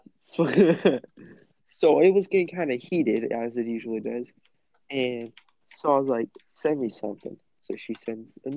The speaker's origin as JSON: {"language": "English", "country": "United States", "said": "I'm fucking American"}